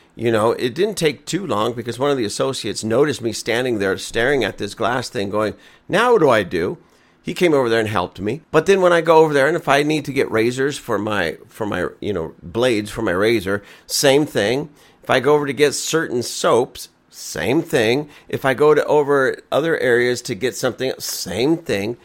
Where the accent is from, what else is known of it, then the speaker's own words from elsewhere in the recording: Lancaster, United States; we're all from Lancaster. We all live here. This is our home